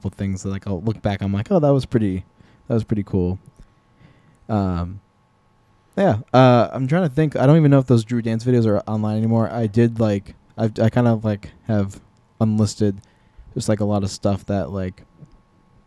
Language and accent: English; Chicopee, Massachusetts, United States; growing up in Chicopee